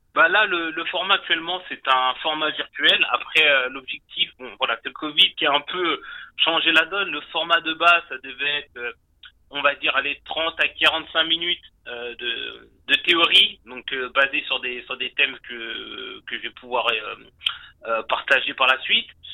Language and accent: French; France; moved away as an adult; now in Canada; je suis originaire de France. Euh, je suis arrivé au Canada en 2013